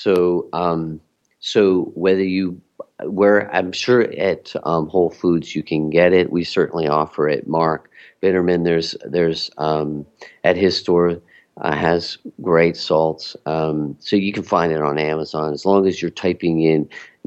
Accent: Mexico; we're from Mexico

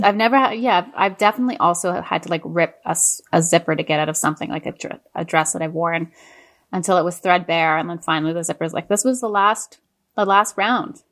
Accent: Montreal, Quebec, Canada; moved away; I grew up in Montreal and Quebec

